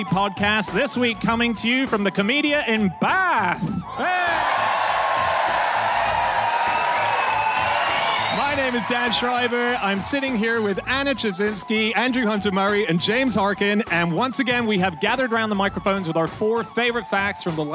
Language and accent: English; Hong Kong; moved away; I grew up in Hong Kong